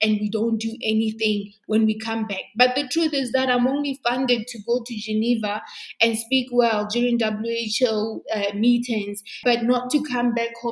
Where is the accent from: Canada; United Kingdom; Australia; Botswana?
Botswana; I was born and bred in Botswana